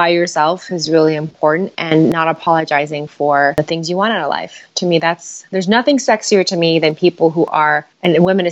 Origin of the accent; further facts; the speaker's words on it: San Francisco, California, United States; I was born and raised in San Francisco